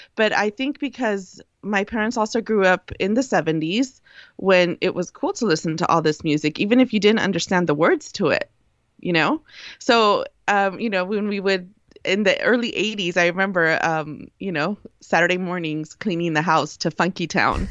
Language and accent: English; United States; accent: pocha; first language Spanish; also born or lived in Mexicali; being born in the United States, too, immigrant parents, of course, my first language was as I always thought, Spanish